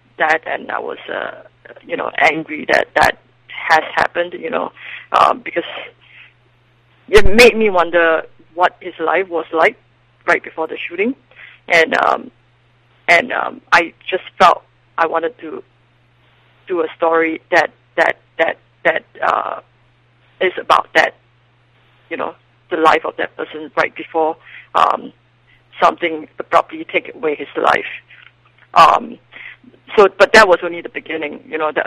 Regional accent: Singapore; moved away as an adult; now in Los Angeles, United States; I'm originally from Singapore

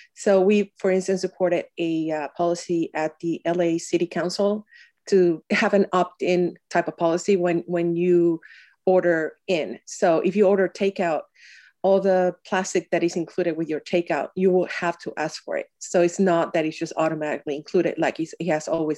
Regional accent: Mexico City, Mexico; now in California, United States; born and raised in Mexico City

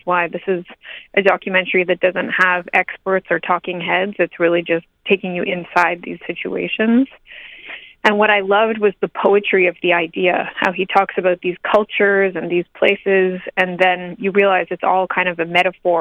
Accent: Montreal, Quebec, Canada; also born or lived in near Toronto; now in Toronto, Canada; I'm Canadian. I grew up in Montreal and I live near Toronto.

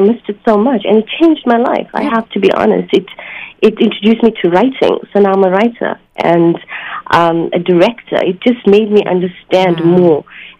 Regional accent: South Africa; moved away; I was born in South Africa, of Indian descent.

